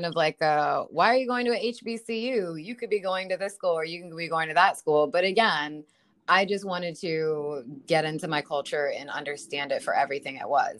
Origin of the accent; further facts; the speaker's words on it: Germany; moved away; being raised in Germany